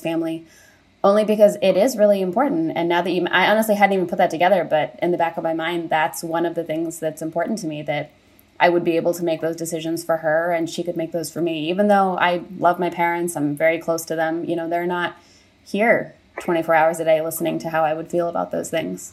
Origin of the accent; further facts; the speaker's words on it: California, United States; moved away; I'm from California